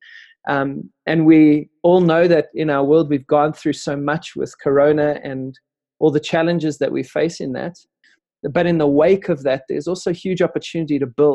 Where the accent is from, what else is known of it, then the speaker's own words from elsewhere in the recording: Benoni, Gauteng, South Africa; growing up in Benoni